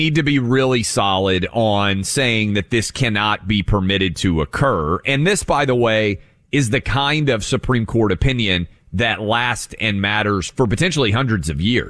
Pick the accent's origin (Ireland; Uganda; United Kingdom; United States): United States; Tennessee; My home state of Tennessee, where I am licensed to practice law, Sixth Circuit.